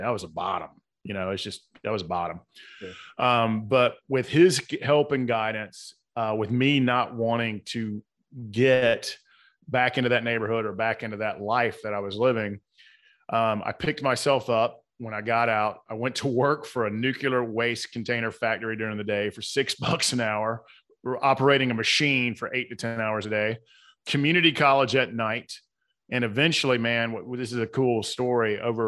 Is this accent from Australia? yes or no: no; Atlanta, Georgia, United States; So I was born and raised in South Atlanta.